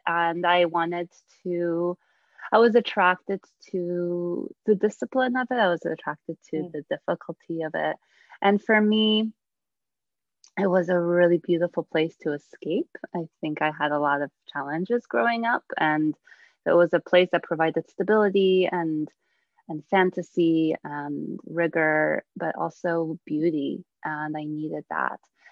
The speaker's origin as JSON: {"language": "English", "country": "United States", "tie": "born or raised there", "also_born_or_lived": "Bydgoszcz, Poland", "said": "I came to the United States when I was 8"}